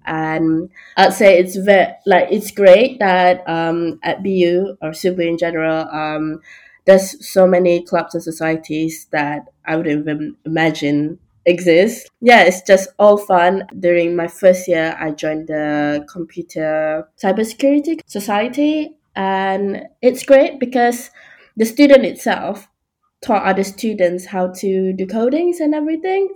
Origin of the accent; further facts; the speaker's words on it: Malaysia; moved away as an adult; also born or lived in Bournemouth, United Kingdom; now in London, United Kingdom; I'm from Malaysia, and fun fact, I actually go to the UK for the first time for university